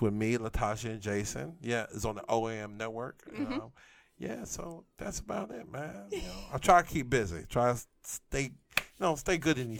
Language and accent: English; New York City, New York, United States; now in Memphis, United States; I'm originally from Brooklyn, New York, but I've been here for 19 years in Memphis, Tennessee.